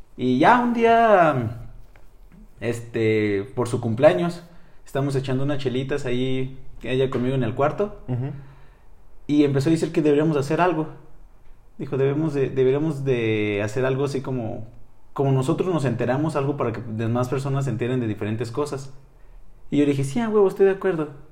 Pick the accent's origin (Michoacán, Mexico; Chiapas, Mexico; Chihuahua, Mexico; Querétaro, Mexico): Chihuahua, Mexico; Nuevo Casas Grandes; soy de Chihuahua, de un pequeño poblado llamado Nuevo Casas Grandes.